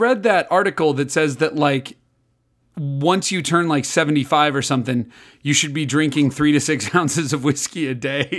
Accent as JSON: {"language": "English", "town": "Libertyville", "region": "Illinois", "country": "United States", "tie": "born or raised there", "said": "I grew up in Libertyville, Illinois. Went to Libertyville High School, the Wildcats."}